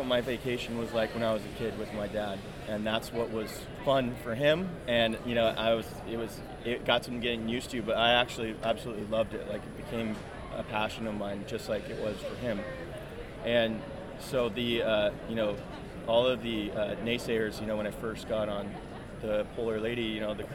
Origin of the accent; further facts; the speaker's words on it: San Jose, California, United States; I was born in San Jose, California in 1988